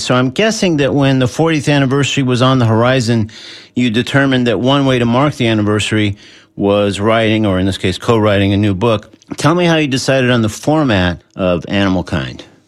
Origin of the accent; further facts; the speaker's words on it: Southern California, United States; moved away; I grew up in Southern California, sort of between uh, L.A. and San Diego